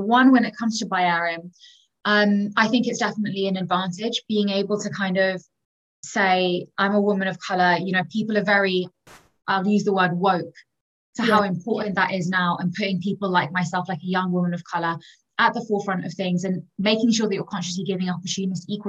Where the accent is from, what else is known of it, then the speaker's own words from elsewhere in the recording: London, United Kingdom; I'm 26 and I'm from London.